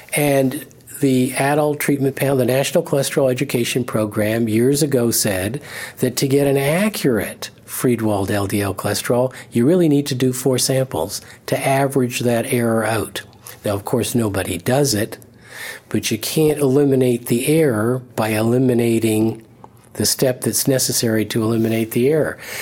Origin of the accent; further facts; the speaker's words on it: Canada; I'm a Canadian